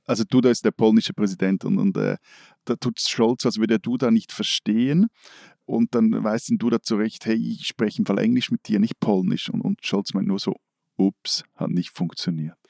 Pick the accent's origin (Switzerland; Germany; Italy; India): Switzerland; als Schweizer